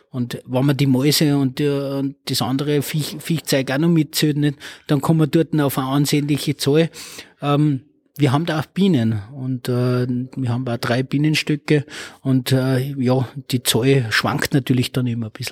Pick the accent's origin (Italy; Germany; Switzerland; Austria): Austria; Oberalm, Salzburg; now in Lichtenegg, Austria; Also ich bin geboren in Salzburg, äh, bin aufgewachsen in Oberalm, das ist im Bezirk Dennegau und äh, bin seit 2003 bin ich ein Niederösterreicher und wohne jetzt in Lichteneck.